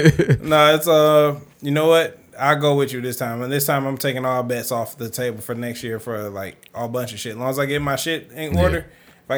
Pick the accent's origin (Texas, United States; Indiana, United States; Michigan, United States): Michigan, United States; Detroit; I'm from Detroit